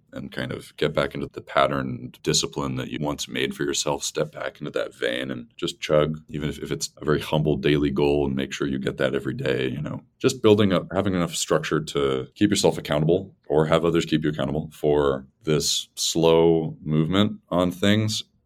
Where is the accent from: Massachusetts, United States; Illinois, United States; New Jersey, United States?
Massachusetts, United States; I'm from Massachusetts